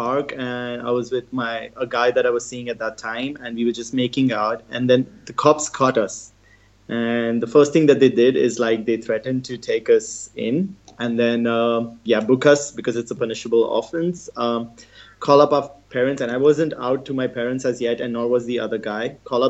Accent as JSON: {"language": "English", "country": "India", "tie": "born or raised there", "also_born_or_lived": "Bombay / Goa", "said": "So, yeah, I was born in India, but my dad was in the Navy, so we moved around a lot. So there's like no specific city in India that I call home, because it was like 2 years in Bombay, 5 years in Goa"}